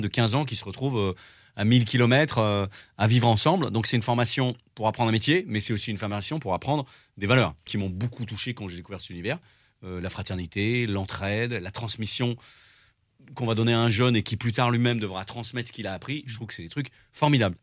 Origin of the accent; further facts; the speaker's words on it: Drôme, Auvergne-Rhône-Alpes, France; also born or lived in Lyon; je suis lyonnais et grandi dans la Drôme, donc moi je viens de l'Est